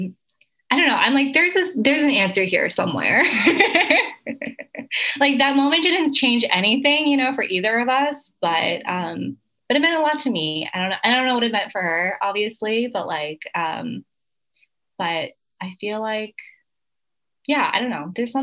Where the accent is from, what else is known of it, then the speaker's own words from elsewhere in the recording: Philadelphia, Pennsylvania, United States; which is another fun connection because I'm also from Philly.